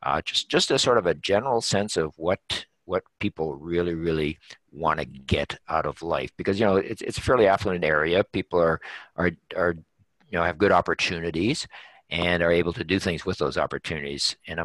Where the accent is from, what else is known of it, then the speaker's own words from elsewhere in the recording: Canada; But you have to appreciate, as a Canadian author, the book sells for